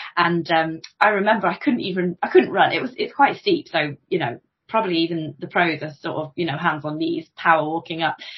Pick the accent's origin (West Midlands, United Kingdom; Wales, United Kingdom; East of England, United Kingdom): West Midlands, United Kingdom; Coventry; now in Stamford, United Kingdom; I spent many a happy day cycling around Rutland Water as a kid because I'm from Coventry. I'm not actually from Stamford. I'm from Coventry originally